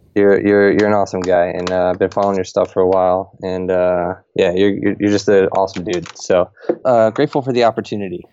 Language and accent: English; Camden, New Jersey, United States; I'm from Camden, New Jersey